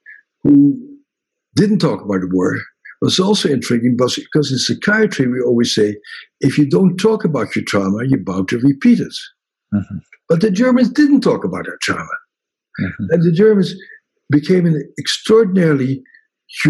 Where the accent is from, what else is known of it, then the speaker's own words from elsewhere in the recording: Netherlands; moved away; in Holland, which was sort of very small and rather insignificant country for a long time, I grew up with people in Holland always popping themselves up